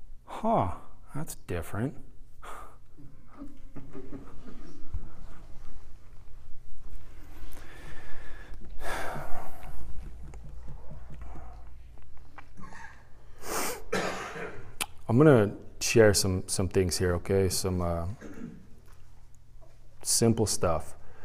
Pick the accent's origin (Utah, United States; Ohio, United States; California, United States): California, United States; San Diego; now in Carrollton, United States; I came from San Diego to Carrollton to speak at a youth conference